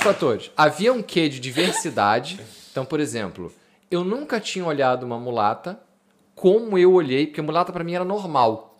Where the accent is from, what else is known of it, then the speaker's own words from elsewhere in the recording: Rio de Janeiro, Brazil; now in Porto, Portugal; eu venho do Rio